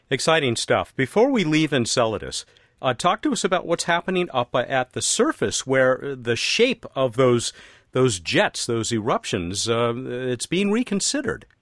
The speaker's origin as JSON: {"language": "English", "country": "United States", "said": "I'm another American"}